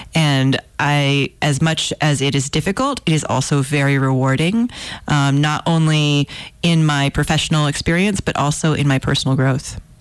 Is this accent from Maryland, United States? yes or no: no; Houston, Texas, United States; I'm from Houston and I grew up there